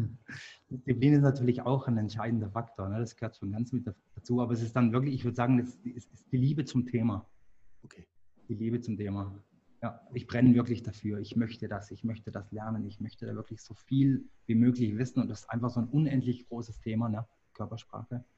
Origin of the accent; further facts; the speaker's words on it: Engen, Baden-Württemberg, Germany; Das ist in Deutschland im wunderschönen Hegau, nicht ganz so weit entfernt vom Bodensee. Äh, dort bin ich auch aufgewachsen